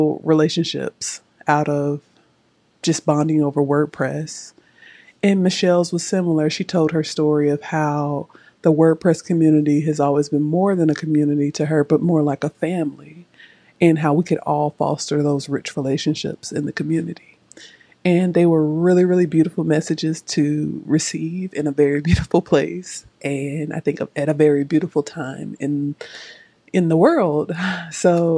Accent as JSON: {"language": "English", "country": "United States", "said": "I am from the United States"}